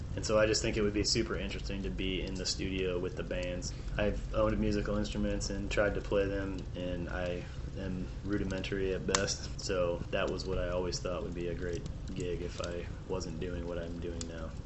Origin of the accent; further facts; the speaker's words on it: Peoria, Illinois, United States; moved away as an adult; also born or lived in DeKalb, Illinois / Naperville, Illinois / Idaho; now in Portland, United States; I grew up in Illinois. I was uh, born in a town called DeKalb, which is about an hour outside of Chicago, and I lived there until I was three, and then we moved to one of the suburbs called Naperville, and uh, after that, we moved to central Illinois to Peoria, which is where I did most of my growing up